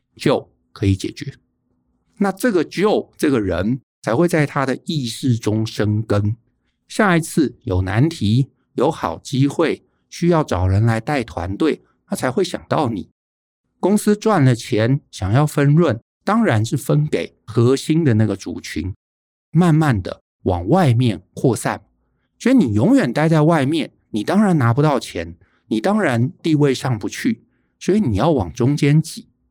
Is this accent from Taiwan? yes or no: yes; Taiwan; 我们在台湾长大